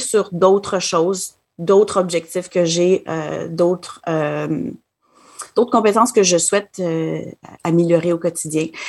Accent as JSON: {"language": "French", "town": "Quebec City", "region": "Quebec", "country": "Canada", "tie": "born or raised there", "also_born_or_lived": "Ottawa, Canada", "moved": "as an adult", "lives_now": "Manitoba, Canada", "said": "je suis originaire de la ville de Québec"}